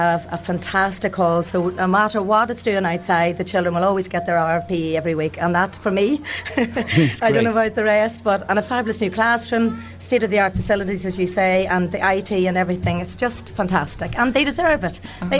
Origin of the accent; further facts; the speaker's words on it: Downpatrick, Northern Ireland, United Kingdom; Downpatrick, County Down.